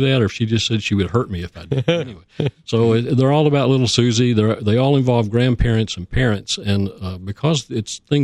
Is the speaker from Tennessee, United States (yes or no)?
yes; Oak Ridge, Tennessee, United States; I grew up in Oak Ridge